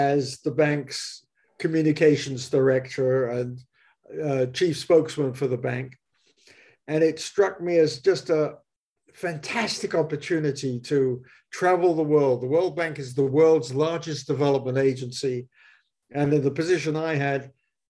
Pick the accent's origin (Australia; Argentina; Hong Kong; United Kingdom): United Kingdom; moved away as an adult; now in United States; I'm originally British, although I've been an American citizen for many years. I came here as an international journalist for the Times of London